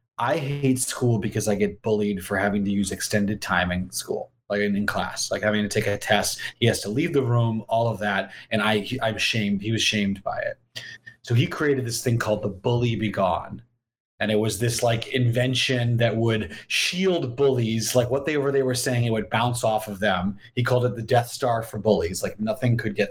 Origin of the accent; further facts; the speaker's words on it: Massachusetts, United States; I grew up in Massachusetts.